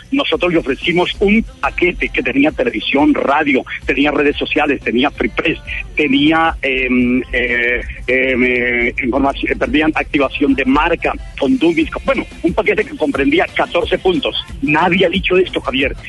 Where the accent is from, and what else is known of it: Paipa, Boyacá, Colombia